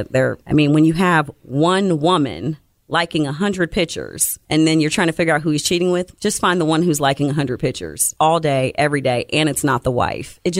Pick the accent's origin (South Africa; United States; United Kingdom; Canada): United States; Columbus, Ohio; So, did you grow up around here? I did. I'm from Columbus.